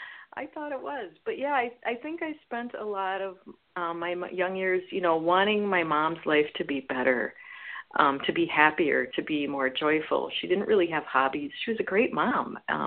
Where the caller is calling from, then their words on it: Oregon, United States; calling from Oregon